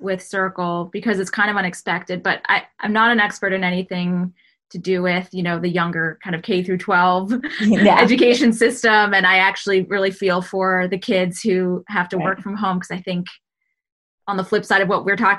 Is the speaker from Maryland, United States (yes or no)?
no; New York, United States; I'm from New York